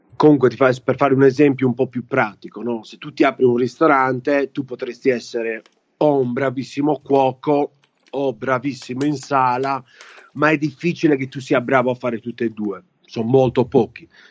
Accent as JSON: {"language": "Italian", "country": "Italy", "moved": "yes", "said": "italiani che stanno fuori, me compreso"}